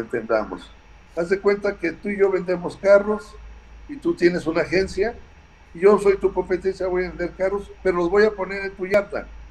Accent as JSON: {"language": "Spanish", "country": "Mexico"}